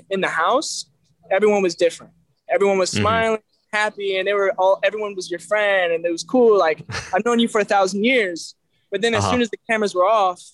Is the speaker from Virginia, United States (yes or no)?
no; Belleville, Illinois, United States; Skyview is actually a drive-in movie theater in my hometown. And, you know, like I said, it's a small town, nothing